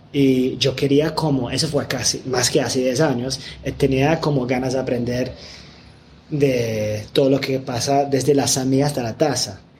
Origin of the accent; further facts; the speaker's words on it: England, United Kingdom; Spanish is a second language; aunque yo soy de Inglaterra y no soy gringo